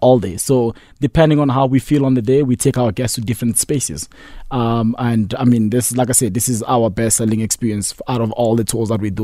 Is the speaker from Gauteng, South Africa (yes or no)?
yes; Johannesburg, Gauteng, South Africa; also born or lived in Congo; I moved to South Africa when I was eight years old. So I'm pretty much a jobber